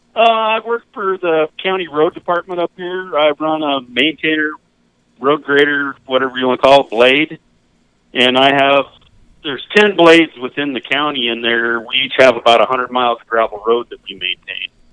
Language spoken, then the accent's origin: English; Cortez, Colorado, United States; moved away as an adult; now in Plentywood, Montana, United States; I grew up in Southwest Colorado, down at Cortez